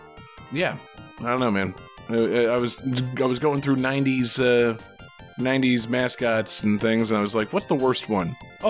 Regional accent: Florida, United States; I'm from Florida.

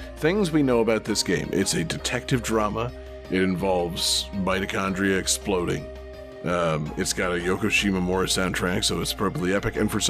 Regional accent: Florida, United States; We're all from Florida

